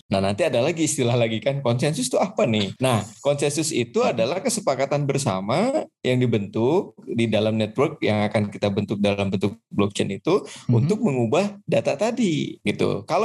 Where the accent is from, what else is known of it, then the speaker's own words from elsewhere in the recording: Bandung, West Java, Indonesia; now in Lyon, France; aslinya sebenarnya dari Bandung tepatnya di Win Bandung home base saya gitu kan